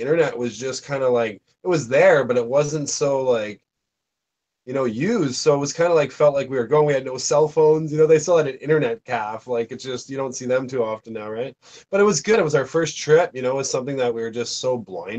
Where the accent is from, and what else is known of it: Canada